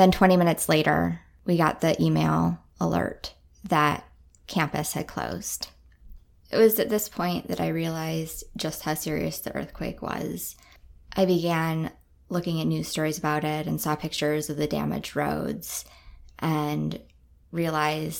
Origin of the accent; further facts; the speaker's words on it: Midwest, United States; now in Anchorage, United States; I grew up in the Midwest